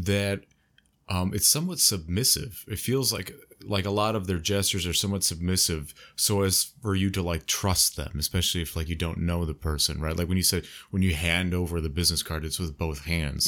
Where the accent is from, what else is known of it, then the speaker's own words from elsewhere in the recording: United States; I'm from the U.S., the United States